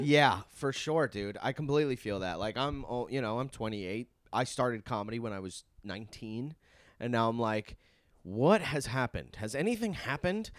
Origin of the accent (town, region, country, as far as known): Long Island, New York, United States; born or raised there